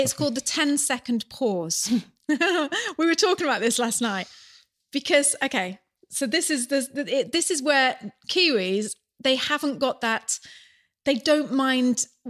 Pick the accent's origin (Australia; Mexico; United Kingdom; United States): United Kingdom; moved away as an adult; now in New Zealand; as British